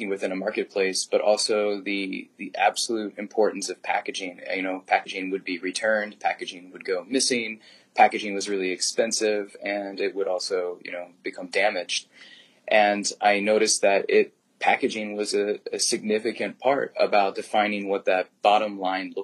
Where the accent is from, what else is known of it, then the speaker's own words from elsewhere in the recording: Williamsburg, Virginia, United States; I grew up in Williamsburg, Virginia